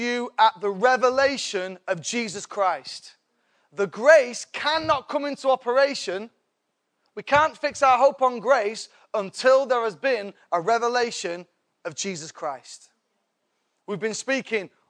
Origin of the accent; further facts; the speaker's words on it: England, United Kingdom; I'm English